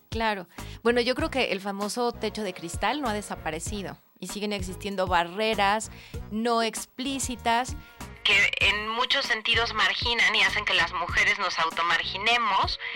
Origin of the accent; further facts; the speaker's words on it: Mexico; como muchos mexicanos